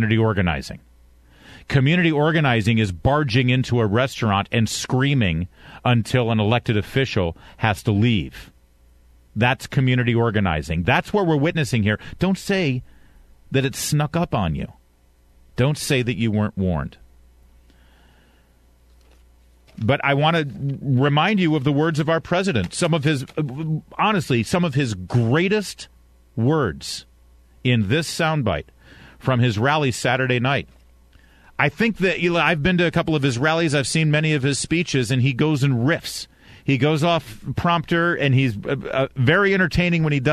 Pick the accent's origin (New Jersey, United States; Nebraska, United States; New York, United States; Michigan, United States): Michigan, United States; I was born in Michigan